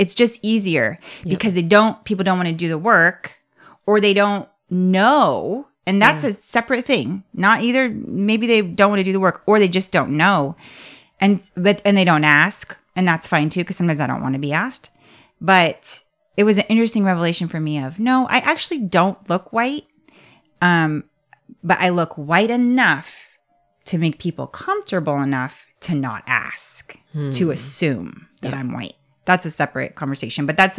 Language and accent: English; Nigeria; As my Nigerian belly can handle it.